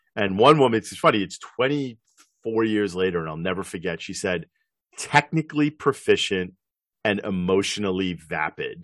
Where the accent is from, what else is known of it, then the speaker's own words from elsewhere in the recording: New York, United States; I grew up in New York